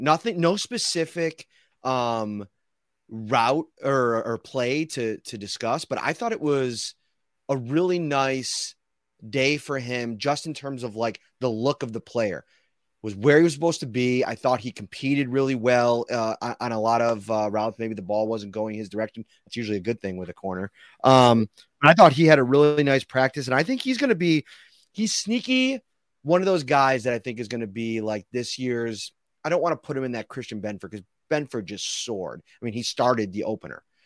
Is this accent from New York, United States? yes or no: yes; Buffalo, New York, United States; we come from Buffalo, we come from this culture